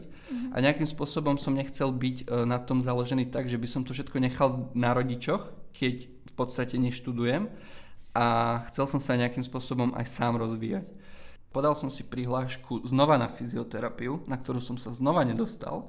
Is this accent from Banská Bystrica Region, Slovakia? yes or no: no; Zemplínske Hradište, Košice Region, Slovakia; moved away as an adult; now in Plzeň, Czech Republic; Pochádzam z malej dedinky menom Zemplínske hradište